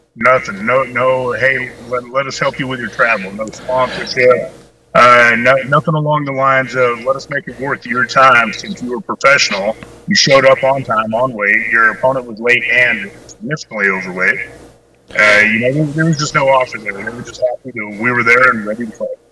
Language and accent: English; Clovis, New Mexico, United States; I'm originally from Clovis, New Mexico